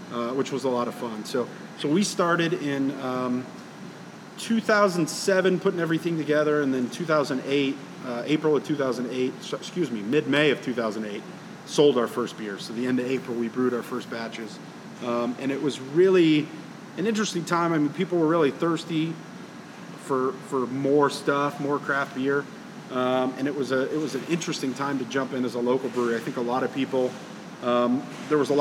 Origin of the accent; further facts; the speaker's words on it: Tulsa, Oklahoma, United States; I was born and raised here in Tulsa